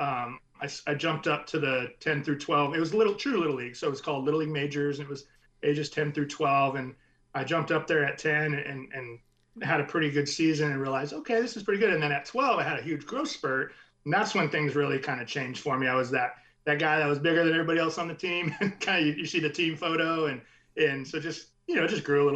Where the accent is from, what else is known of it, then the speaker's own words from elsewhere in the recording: Orange County, Southern California, United States; I grew up in Southern California, the Orange County area